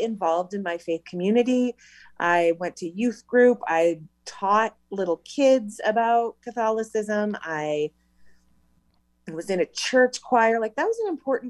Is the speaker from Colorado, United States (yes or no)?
yes; Loveland, Colorado, United States; moved away as an adult; also born or lived in Greeley, Colorado; I was born in Greeley, Colorado, and grew up in Loveland until I was 27.